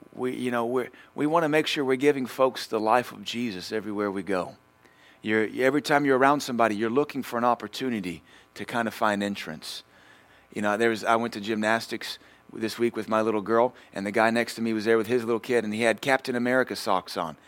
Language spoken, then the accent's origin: English; United States; I'm an American